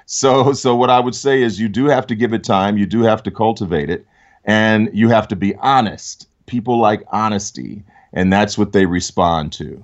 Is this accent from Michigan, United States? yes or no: yes; Detroit, Michigan, United States; I grew up in Detroit.